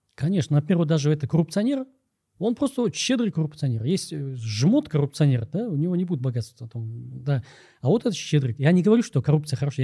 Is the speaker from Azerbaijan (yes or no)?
no; Kyrgyzstan